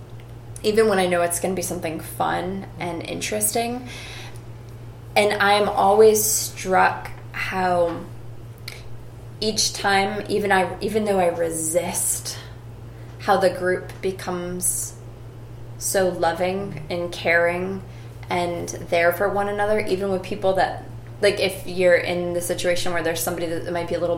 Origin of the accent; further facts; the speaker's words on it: Ohio, United States; moved away; I grew up in Ohio.